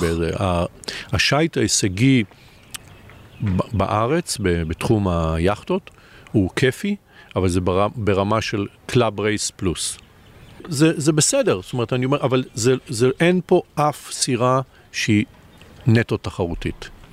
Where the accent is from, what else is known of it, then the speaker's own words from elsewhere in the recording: Israel; אני כישראלי